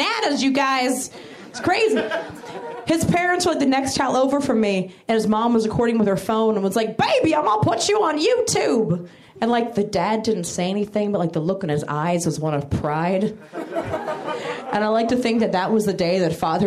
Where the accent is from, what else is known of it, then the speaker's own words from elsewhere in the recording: Maryland, United States; now in Los Angeles, United States; I'm originally from Maryland